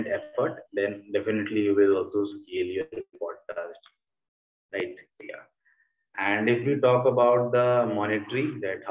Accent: India; I'm an Indian or I'm not from the US

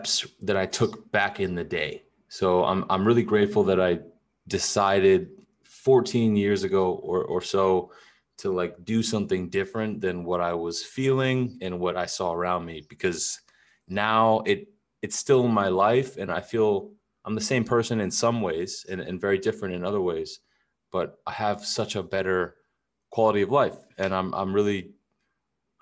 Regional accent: California, United States; moved away as an adult; also born or lived in Europe; now in Texas, United States; I grew up in California

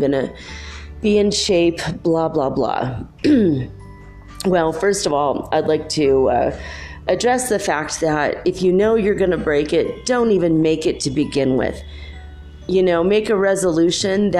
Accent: California, United States; moved away as an adult; also born or lived in Minnesota; now in Cuenca, Ecuador; I am from originally California. I grew up in California and a little bit in Minnesota. And so that's where my accent's from

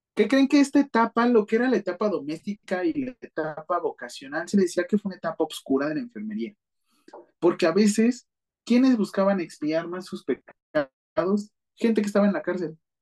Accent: Mexico City, Mexico; yo soy de la Ciudad de México

